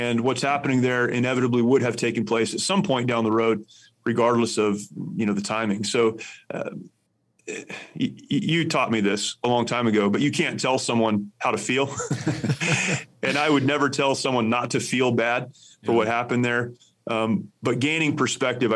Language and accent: English; United States; As an American